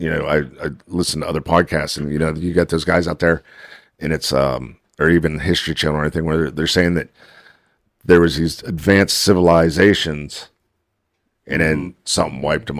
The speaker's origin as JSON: {"language": "English", "town": "Wintersville", "region": "Ohio", "country": "United States", "tie": "born or raised there", "said": "Yeah, I listen to where I'd be same way where I grew up in Wintersville area."}